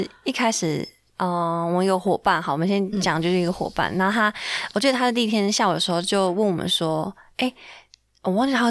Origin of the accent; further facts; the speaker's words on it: Taiwan; 然后知道我们是台湾来的，哦，